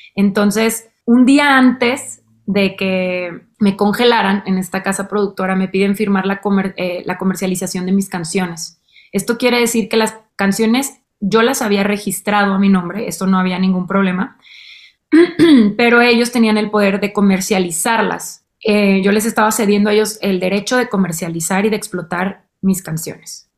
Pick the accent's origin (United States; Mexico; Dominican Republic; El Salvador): Mexico; Monterrey, Nuevo León; en mi adolescencia, en Monterrey